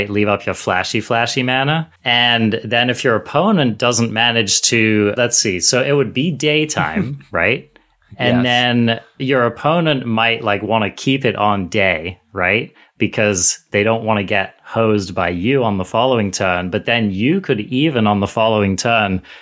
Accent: United States; I'm, I'm American over here, okay?

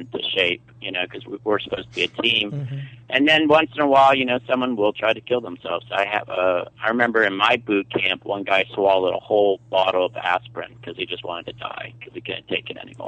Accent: Somerset, Pennsylvania, United States; Pennsylvania, Somerset. That's near Johnstown, outside of Pittsburgh

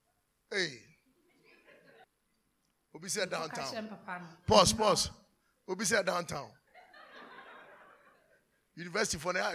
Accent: Côte d’Ivoire; I told you we are from Cote d'Ivoire. That's my auntie.

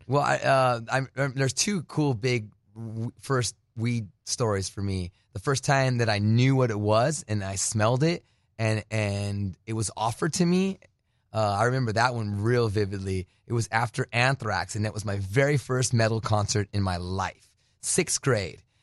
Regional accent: United States; also born or lived in Phoenix, Arizona / New Jersey; now in California, United States; I was born in Phoenix, but raised on the border

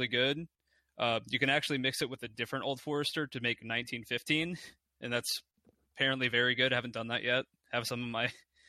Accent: Kentucky, United States; I'm from Kentucky, home of bourbon.

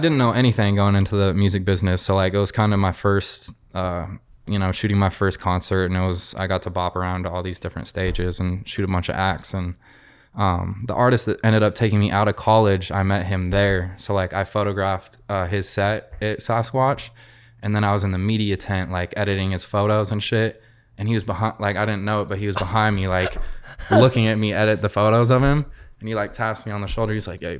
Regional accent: Seattle, Washington, United States; now in Los Angeles, United States; Seattle, Washington.

